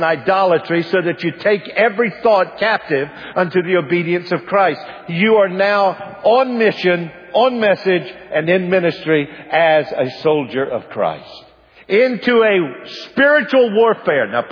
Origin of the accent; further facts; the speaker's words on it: United States; I am an American.